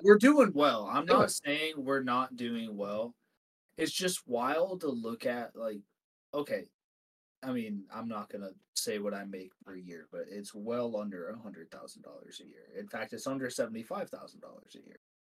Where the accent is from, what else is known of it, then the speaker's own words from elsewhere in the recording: Dorset, Ohio, United States; I grew up in Northeast Ohio in this little town called Dorset, Ohio